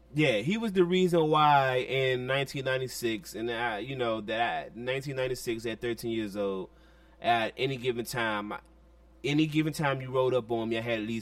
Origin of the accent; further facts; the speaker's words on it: Washington, District of Columbia, United States; But as a 13-year-old kid in D.C., we grew up on Go-Go